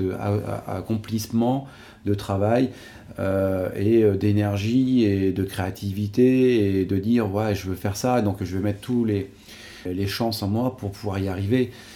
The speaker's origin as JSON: {"language": "French", "area": "Savoie", "region": "Auvergne-Rhône-Alpes", "country": "France", "tie": "born or raised there", "said": "je suis un enfant du pays. je voilà, quoi, j'ai, grandi ici."}